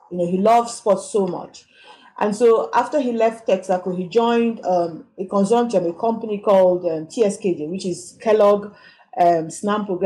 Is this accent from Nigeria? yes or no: yes; Port Harcourt, Rivers State, Nigeria; moved away as an adult; also born or lived in Lagos, Nigeria; now in Johannesburg, South Africa; I come from Port Harcourt in River State, and we in Nigeria